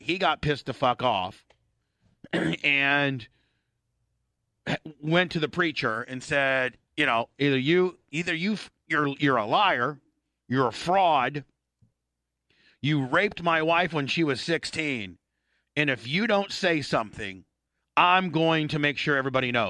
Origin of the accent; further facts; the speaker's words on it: Warsaw, Indiana, United States; And so here, this is my hometown, Warsaw, Indiana.